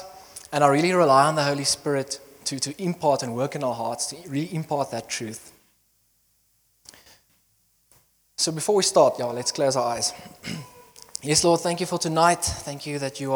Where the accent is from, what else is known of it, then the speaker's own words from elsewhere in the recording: Bloemfontein, Free State, South Africa; moved away as an adult; also born or lived in Potchefstroom; now in Secunda, South Africa; I grew up in Bloemfontein, and then I was born there.